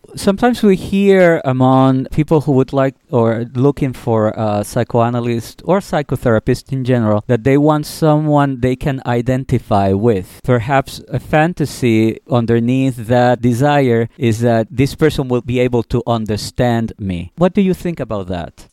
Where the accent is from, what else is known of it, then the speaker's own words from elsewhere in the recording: Puerto Rico; now in New York City, United States; I'm from Puerto Rico, where again, there's a different way of handling money